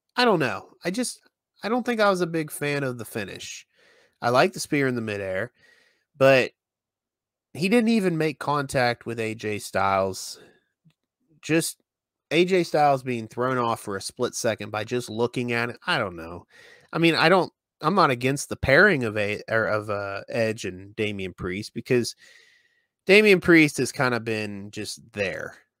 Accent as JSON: {"language": "English", "region": "West Virginia", "country": "United States", "said": "here in in West Virginia"}